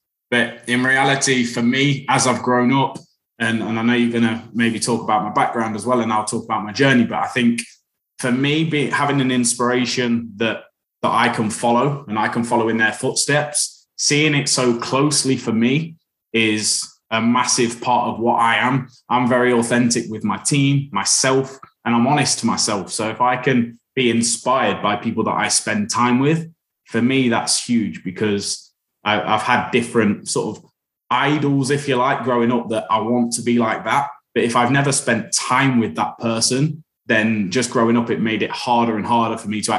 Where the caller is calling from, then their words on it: Leicestershire, East Midlands, United Kingdom; I'm calling from Leicestershire in the East Midlands.